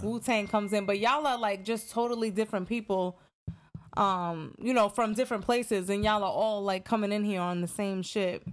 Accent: New York, United States; I'm from New York

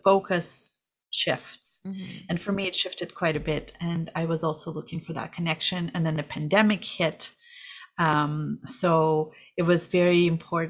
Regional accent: Kazakhstan; English is a second language; now in Calgary, Canada; I am originally from Kazakhstan, and I have been in Calgary for a while, 20 years now, but English is my second language

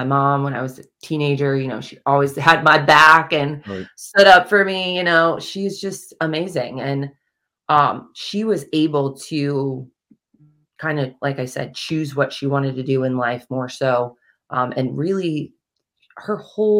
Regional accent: Kansas City, Missouri, United States; moved away; I actually grew up in Kansas City, Missouri, so I'm not from the East Coast at all

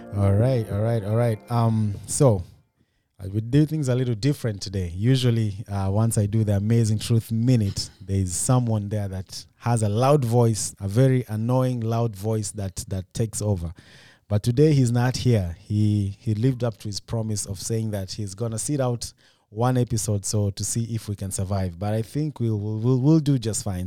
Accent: Kenya; now in United States; In Kenya, we don't do shout-outs

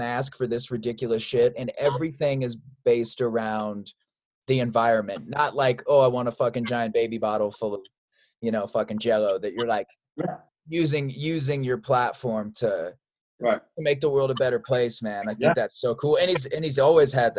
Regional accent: Chicago, Illinois, United States; I'm from Chicago

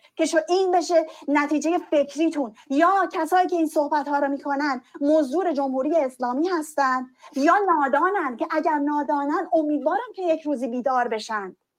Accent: Iran; ما هم تو همون کشور به دنیا اومدیم

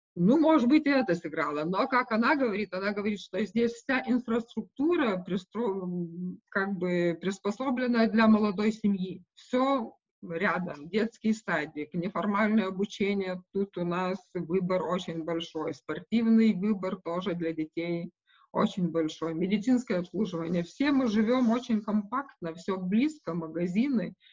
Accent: Šilutė, Klaipėda County, Lithuania; Russian is a second language; moved away as an adult; now in Visaginas, Lithuania; я сама вообще из Жамайтии, из Шилута

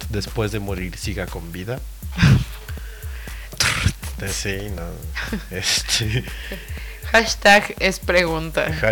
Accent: Peru; Ay, no, bueno, es que como peruano.

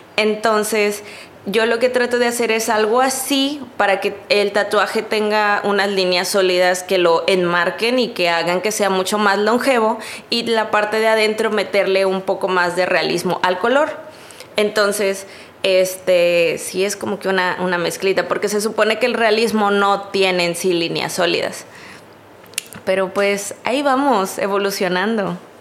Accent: Río Bravo, Tamaulipas, Mexico; yo soy de Río Bravo

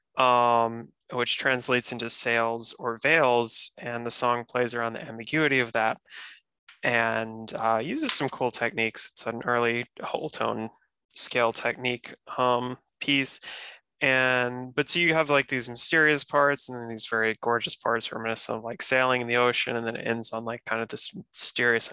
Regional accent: North Carolina, United States; moved away as an adult; also born or lived in Massachusetts; I'm back in my home state, North Carolina now

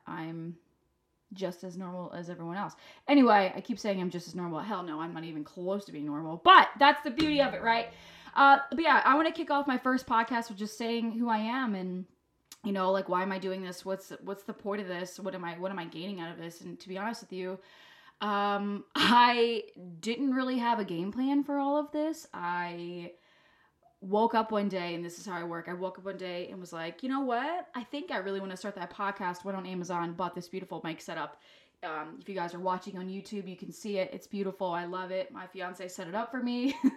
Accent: France; moved away; I'm from France.

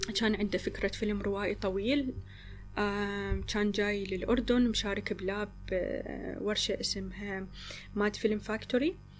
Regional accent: Iraq; also born or lived in Jordan; هنا عندنا بالعراق

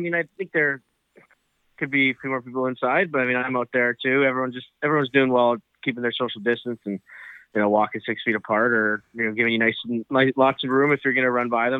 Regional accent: Coquitlam, British Columbia, Canada; I grew up right near Dawes Hill.

